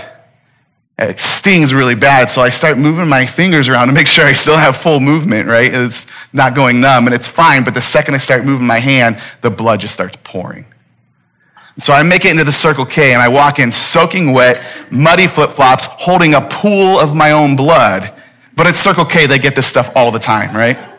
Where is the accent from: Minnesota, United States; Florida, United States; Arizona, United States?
Arizona, United States; Phoenix; I'm from Phoenix. I'm a native